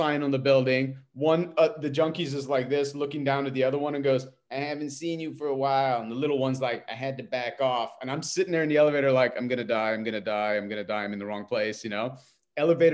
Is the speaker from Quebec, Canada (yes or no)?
yes; Montreal, Quebec, Canada; I'm from Montreal